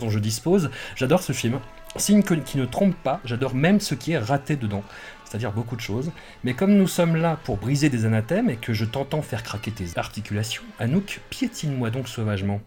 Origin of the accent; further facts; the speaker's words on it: Auvergne-Rhône-Alpes, France; accent: Grésivaudan; mon accent du Grésivaudan